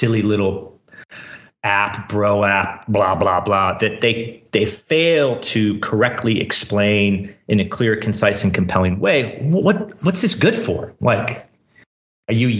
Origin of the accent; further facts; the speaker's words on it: Silicon Valley, California, United States; also born or lived in San Francisco, California; So I grew up in Silicon Valley. Right now I live in San Francisco, California.